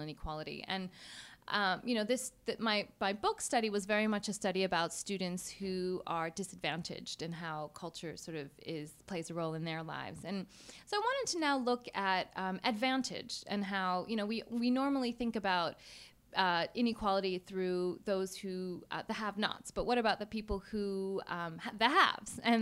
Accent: United States; I'm from the United States.

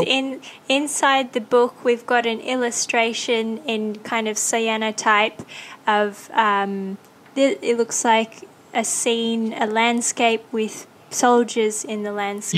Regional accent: Australia; moved away; I grew up in Australia

